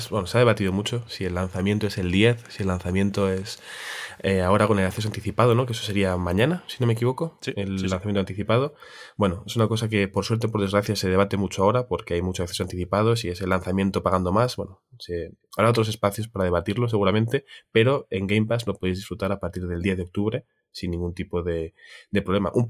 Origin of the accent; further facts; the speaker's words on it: Tiana, Catalonia, Spain; Es de mi pueblo, la Vico. Bueno, Tiana?